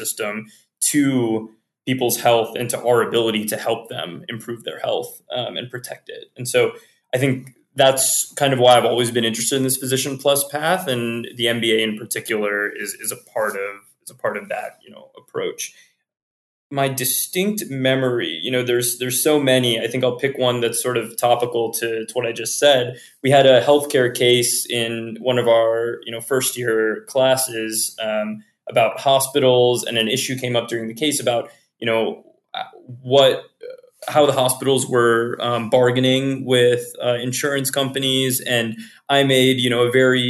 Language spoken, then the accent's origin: English; Virginia, United States; moved away; as an EMT in my hometown in Virginia